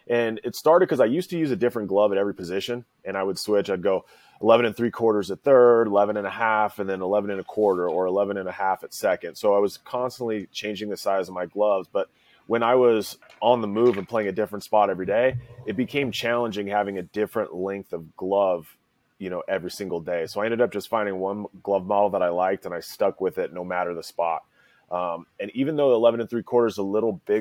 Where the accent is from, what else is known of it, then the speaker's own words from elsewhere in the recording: Santa Maria, California, United States; moved away as an adult; also born or lived in Oklahoma; I grew up on the Central Coast of California, halfway between L.A. and San Francisco, a little place called Santa Maria, California, a little coastal town, really